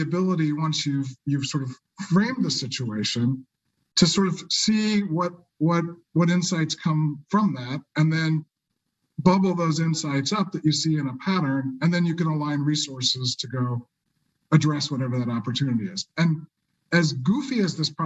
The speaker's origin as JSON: {"language": "English", "region": "Kansas", "country": "United States", "tie": "born or raised there", "said": "I grew up in Kansas, so I love Emporia, Kansas"}